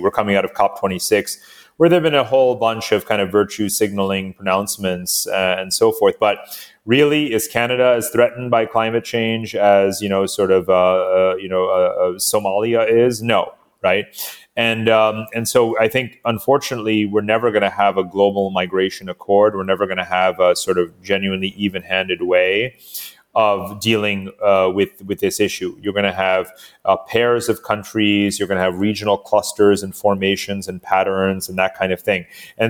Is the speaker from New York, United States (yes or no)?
yes; New York City, New York, United States; accent: American; I'm like, I'm a New Yorker. Well, everyone knows that probably means you're also an American. You know, judging from my accent, I'm obviously American in sort of, you know, sort of incontrovertible ways.